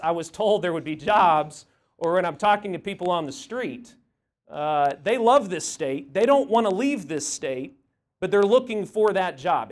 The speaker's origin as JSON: {"language": "English", "town": "Tulsa", "region": "Oklahoma", "country": "United States", "tie": "born or raised there", "said": "I'm a Tulsa boy. I grew up in Tulsa."}